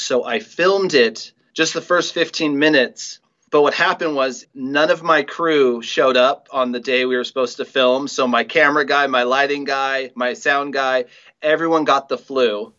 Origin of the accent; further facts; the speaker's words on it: Mercer Island, Washington, United States; growing up on Mercer Island, such a small place, you kind of grow up knowing everybody.